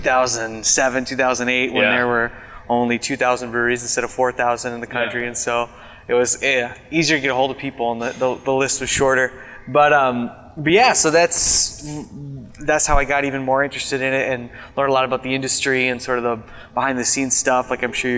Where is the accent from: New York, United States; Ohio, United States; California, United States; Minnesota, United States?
Minnesota, United States; Minneapolis; also born or lived in Madison, Wisconsin; I'm from Minneapolis originally, went to UW-Madison for school